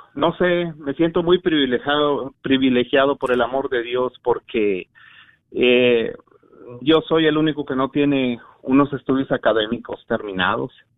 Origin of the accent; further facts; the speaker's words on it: San Luis Potosí, Mexico; now in Garland, United States; yo soy de San Luis Potosí, México